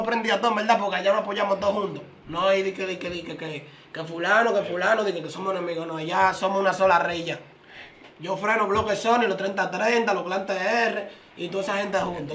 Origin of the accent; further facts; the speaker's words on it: Villa Faro, Distrito Nacional, Dominican Republic; also born or lived in Herrera; yo soy de Villafaro, pero como quien dice Herrera, viene siendo mi otro bloque